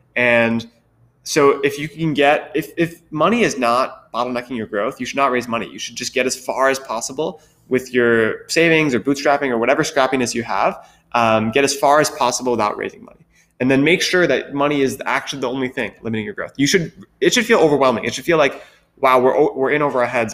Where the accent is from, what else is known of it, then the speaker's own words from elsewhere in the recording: Wisconsin, United States; moved away as an adult; also born or lived in Philadelphia; I grew up in Wisconsin, which is where my family lives, where I went to high school.